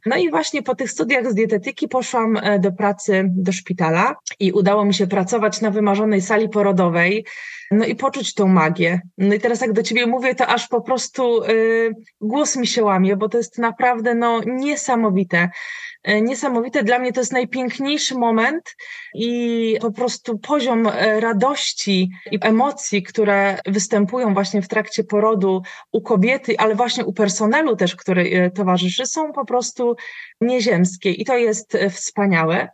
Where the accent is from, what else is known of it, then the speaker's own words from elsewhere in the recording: Tricity, Pomeranian Voivodeship, Poland; ja jestem, e, z Trójmiasta